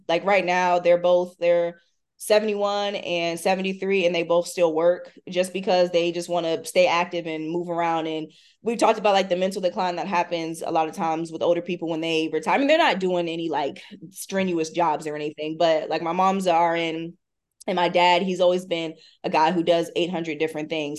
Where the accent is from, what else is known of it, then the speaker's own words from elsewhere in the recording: Hampton, Virginia, United States; I grew up in Hampton, Virginia